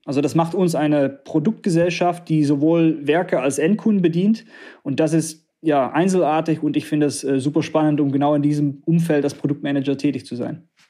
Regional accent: Netherlands; also born or lived in southern Germany; now in Harsewinkel, Germany; als Niederländer

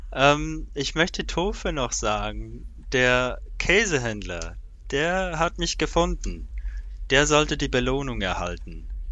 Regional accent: Switzerland; Ich bin von der Schweiz

